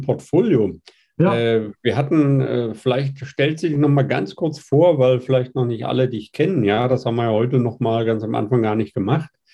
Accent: Mittweida, Saxony, Germany; bin auch aus Mitweider

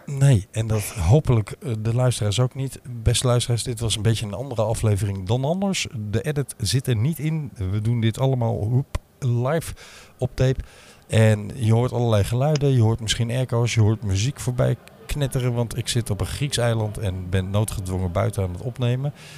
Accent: Limburg, Netherlands; moved away; also born or lived in Amsterdam; als Limburger

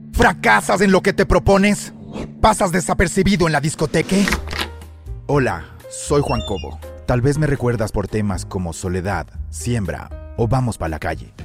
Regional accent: Ambato, Tungurahua, Ecuador; now in Baños de Agua Santa, Ecuador; regresé no a Ambato, que de ahí soy

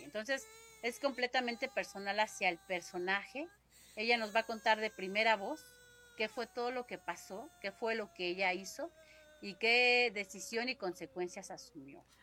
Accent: Mexico City, Mexico; el 70-80% somos oriundos de Xochimilco

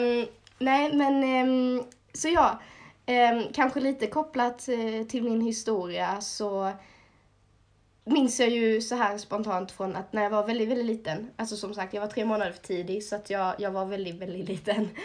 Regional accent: Småland, Sweden; accent: Småland dialect; Jag började i Småland, som min dialekt kanske avslöjar.

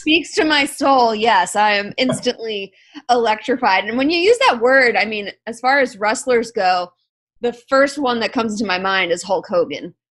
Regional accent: South Florida, United States; I'm from South Florida

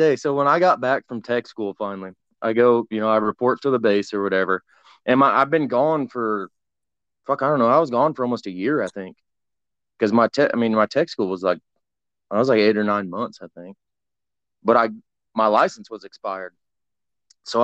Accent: Washington, United States; also born or lived in Oregon; now in Texas, United States; Well, I live in Texas now. But I was from all over Washington, Oregon, all over the place.

